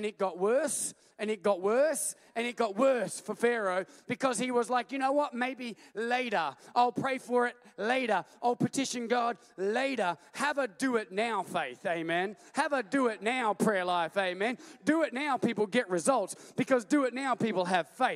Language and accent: English; Australia; we're from Australia